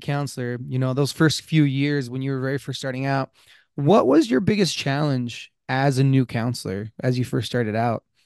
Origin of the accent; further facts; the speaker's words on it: Blanding, Utah, United States; I grew up in San Juan County